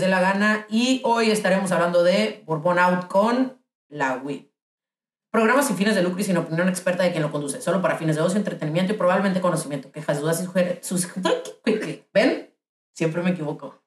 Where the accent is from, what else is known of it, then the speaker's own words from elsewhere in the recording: Ciudad Obregón, Sonora, Mexico; moved away; soy de Obregón y es un lugar bien pequeño